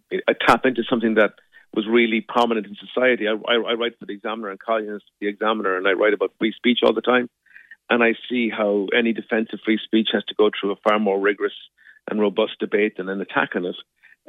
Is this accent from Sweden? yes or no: no; Ireland; I think there's something about, you know, being Irish, we find it hard to have conflict.